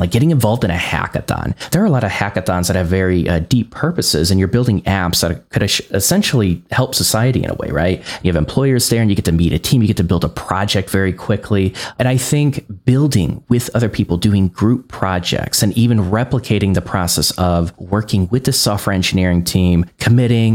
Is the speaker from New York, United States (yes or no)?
no; Northwest Indiana, United States; I grew up in Northwest Indiana and I was trying to find a developer job while I was learning in Northwest Indiana